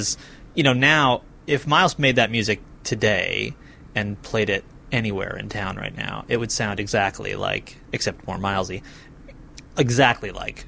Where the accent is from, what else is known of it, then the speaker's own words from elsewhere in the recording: Lenox, Massachusetts, United States; I'm from Lenox, actually.